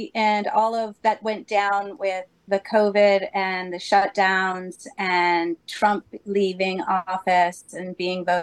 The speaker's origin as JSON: {"language": "English", "region": "Massachusetts", "country": "United States", "moved": "yes", "lives_now": "New Hampshire, United States", "said": "we're from Massachusetts"}